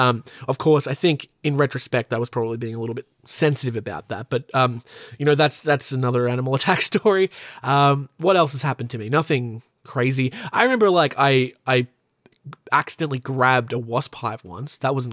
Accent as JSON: {"language": "English", "town": "Newcastle", "region": "New South Wales", "country": "Australia", "said": "I am an actor from Newcastle in New South Wales in Australia."}